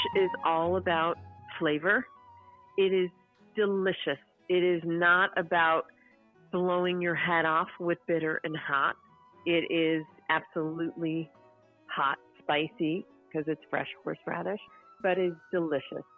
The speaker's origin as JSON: {"language": "English", "town": "Chicago", "region": "Illinois", "country": "United States", "tie": "born or raised there", "said": "when I was a a girl in school in uh, growing up in Chicago"}